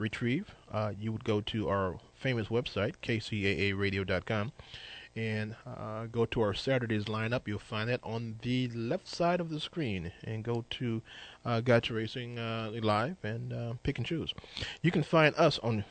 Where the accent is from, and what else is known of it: United States